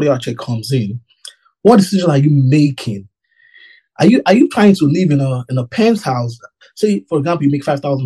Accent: Nigeria; moved away; I grew up in Nigeria.

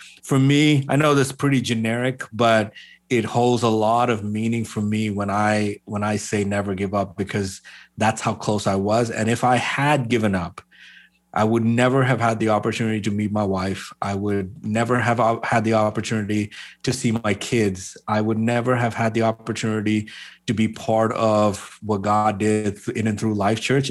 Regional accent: Bahrain; moved away as an adult; also born or lived in Kerala, India; I grew up in the Middle East. I grew up in a place called Bahrain.

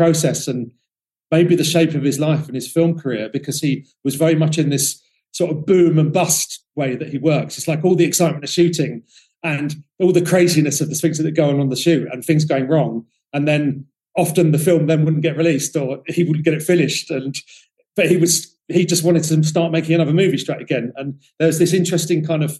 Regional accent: London, United Kingdom; I'm a Londoner

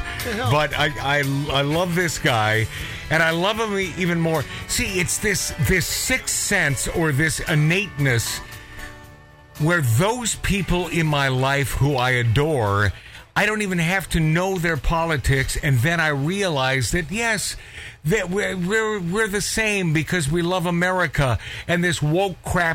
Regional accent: Pacific Northwest, United States; my best buddy since we were kids growing up in the Pacific Northwest

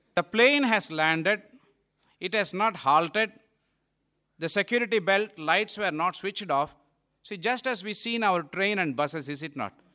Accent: India; also born or lived in Malaysia; it is our country

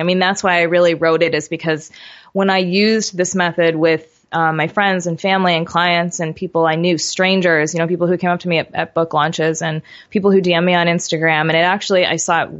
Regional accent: New York, United States; I grew up in New York

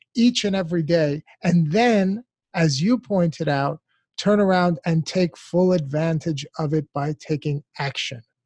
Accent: United States; as an American born and raised in this country

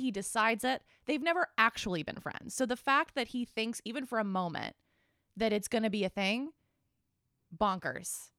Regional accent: Boulder, Colorado, United States; I grew up in Boulder, Colorado

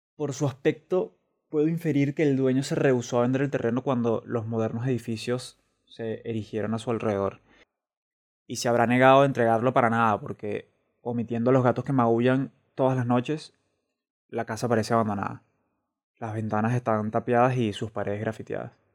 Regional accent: Venezuela; moved away as an adult; also born or lived in Caracas; now in Madrid, Spain; soy un venezolano que reside en Madrid.

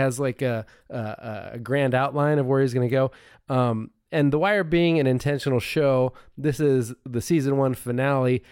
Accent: United States; I'm American

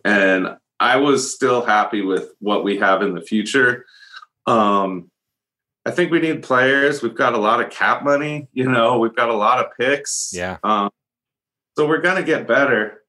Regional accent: a couple hours north of San Francisco, California, United States; I grew up where I am now, which is a couple hours north of San Francisco

